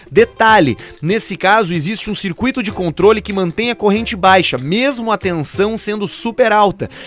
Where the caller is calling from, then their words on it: Caxias do Sul, Rio Grande do Sul, Brazil; eu sou de Caxias do Sul. Ouço vocês desde o piloto